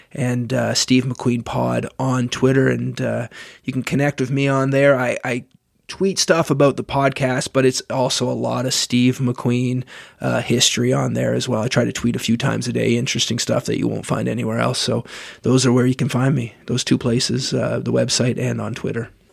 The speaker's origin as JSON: {"language": "English", "country": "Canada", "said": "As a Canadian"}